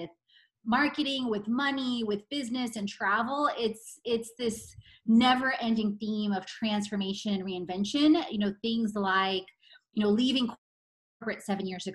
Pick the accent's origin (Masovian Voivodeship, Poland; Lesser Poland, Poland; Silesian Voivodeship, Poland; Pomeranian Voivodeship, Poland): Silesian Voivodeship, Poland; Katowice; moved away; I was born in Katowice in 1978.